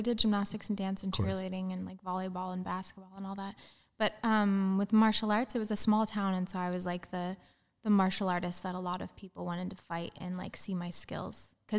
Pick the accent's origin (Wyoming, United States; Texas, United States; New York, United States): Wyoming, United States; Gillette; Yeah. It's a town called Gillette in Wyoming.